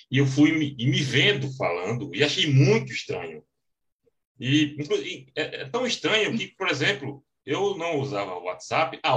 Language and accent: Portuguese; Northeast Region, Brazil; accent: Northeastern Brazilian; com o meu sotaque bem carregado nordestino, que eu não imaginava que tinha.